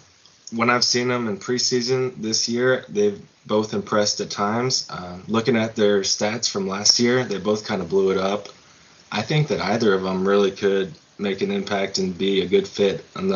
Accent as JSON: {"language": "English", "town": "Belton", "region": "Texas", "country": "United States", "said": "I'm from Central Texas, the Belton Temple area."}